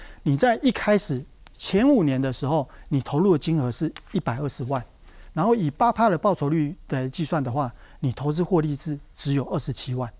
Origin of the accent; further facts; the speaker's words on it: southern Taiwan, Taiwan; 我是在南部出生的小朋友